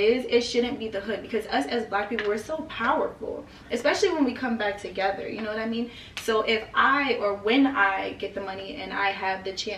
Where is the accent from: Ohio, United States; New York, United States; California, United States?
New York, United States; New York City; I'm from Brooklyn. Mm. I grew up on 53rd between Clarkson and Winthrop